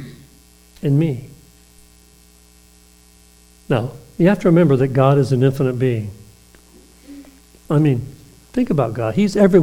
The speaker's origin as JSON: {"language": "English", "town": "Eufaula", "region": "Alabama", "country": "United States", "tie": "born or raised there", "said": "But I was raised in Alabama."}